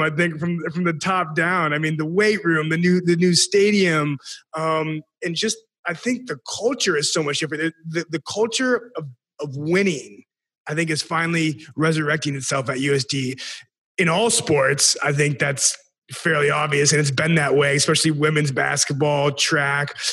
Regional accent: Sioux Falls, South Dakota, United States; I'm from Sioux Falls, South Dakota

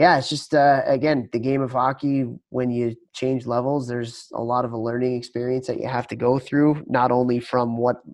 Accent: Chicago, Illinois, United States; moved away; also born or lived in upstate New York / Texas; growing up in Chicago and living in upstate New York for so long

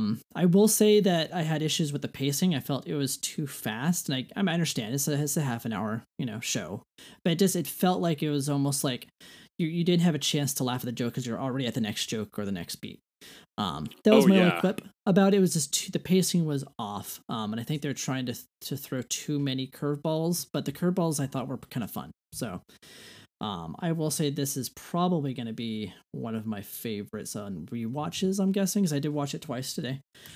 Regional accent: Canada; All right. … I'm from Canada.

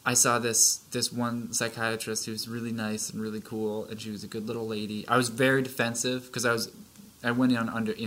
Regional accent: Vermont, United States; now in Massachusetts, United States; I'm actually from Vermont

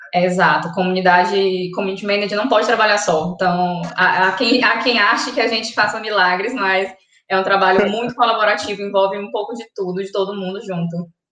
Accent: São Luís, Maranhão, Brazil; Sou daqui

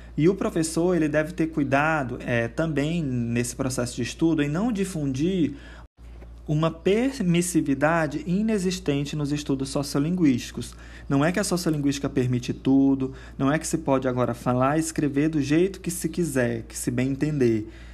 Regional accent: Brazil; do nosso português brasileiro

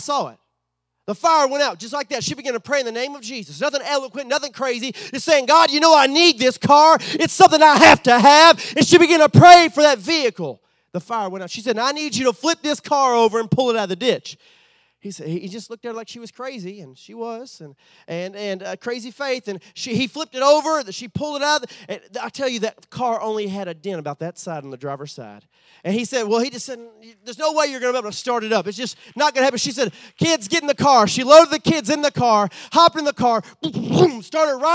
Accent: Southeast Texas, United States; moved away as an adult; also born or lived in Sulphur, Louisiana; was raised from 5 to my adulthood in Texas, right there on the border of Cajun country

